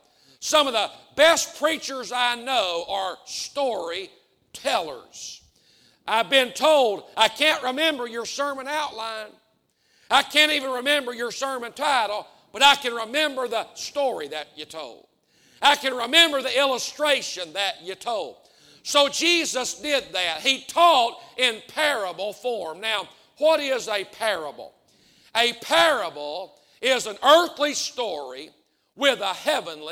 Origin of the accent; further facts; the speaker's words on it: the South, United States; I'm from the South. I'm on this side of the Mason-Dixon line. I'm from the country